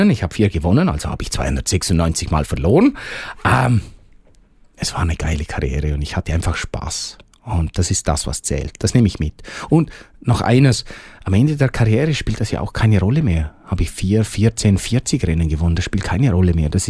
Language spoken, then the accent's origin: German; Bavaria, Germany; Hochdeutsch ist für mich ein bisschen eine Fremdsprache. Also ich habe das gelernt, wenn ich meinen Dialekt, den ich normalerweise spreche, wenn ich den ausdeutsche, das ist grammatikalisch so falsch.